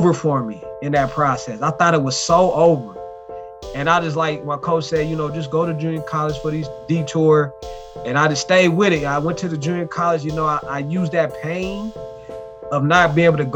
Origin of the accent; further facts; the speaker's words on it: Denver, Colorado, United States; I'm originally from Denver, Colorado